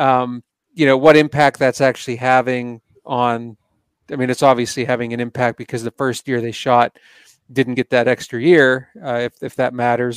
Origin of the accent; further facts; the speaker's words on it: Pennsylvania, United States; I'm from Pennsylvania, and this is where I grew up hunting